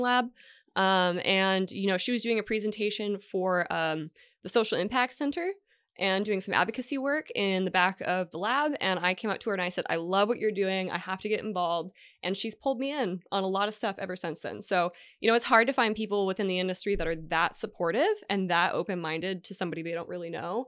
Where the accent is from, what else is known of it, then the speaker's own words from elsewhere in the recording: Hawaii, United States; moved away as an adult; also born or lived in Washington State / Las Vegas, Nevada; now in California, United States; grew up in Hawaii. I went to high school in Vegas, and then I went to college in Hawaii